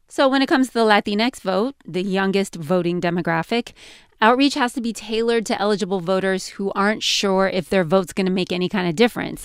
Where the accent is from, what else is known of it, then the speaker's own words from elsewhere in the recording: California, United States; my home state, California